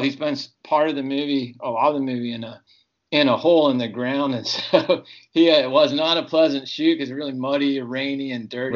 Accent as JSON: {"language": "English", "region": "Texas", "country": "United States", "tie": "born or raised there", "also_born_or_lived": "Ohio", "moved": "yes", "lives_now": "California, United States", "said": "I grew up in Texas and Ohio"}